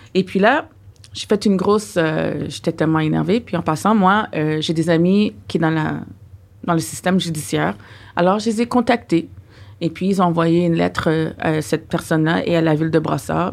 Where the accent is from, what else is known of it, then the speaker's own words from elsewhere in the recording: Ottawa, Ontario, Canada; now in Quebec, Canada; nous, on vient d'Ontario, on mm. vient d'Ottawa